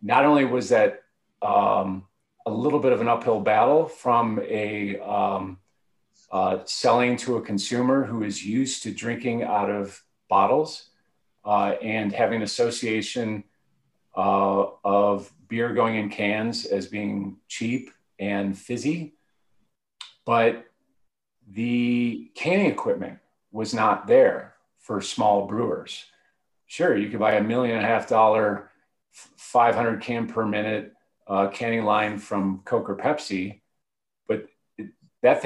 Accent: Cleveland, Ohio, United States; moved away as an adult; also born or lived in Oxford, Ohio; now in Boulder, United States; I'm originally from Cleveland and went to school at Miami University in Ohio

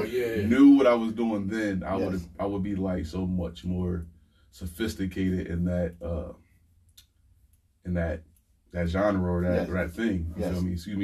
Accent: Harrisburg, Pennsylvania, United States; being from, you know, growing up on Liberty Street, Harrisburg

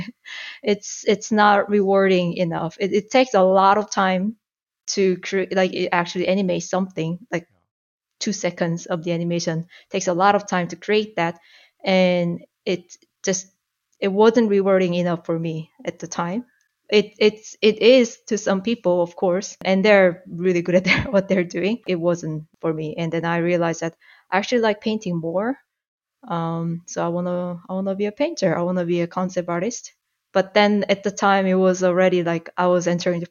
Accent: Seoul, South Korea; English is a second language; moved away as an adult; also born or lived in Toronto, Canada; now in Canada; I'm from South Korea. I was born and raised in Seoul. And I moved to Canada

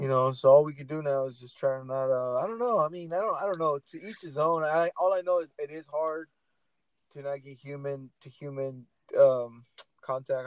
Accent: Portland, Oregon, United States; I'm from Portland

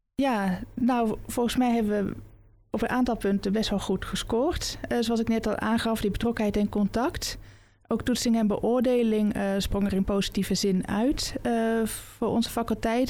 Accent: Oosterhout, North Brabant, Netherlands; also born or lived in Nijmegen; now in Amsterdam, Netherlands; geboren en opgegroeid in Oosterhout, nabij Breda

